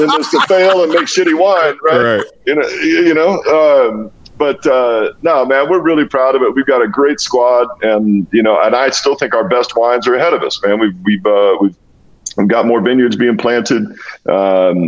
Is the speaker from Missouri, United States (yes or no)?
no; Walla Walla, Washington, United States; moved away as an adult; also born or lived in New England / Buffalo / Dallas; my little hometown, from Walla Walla, Washington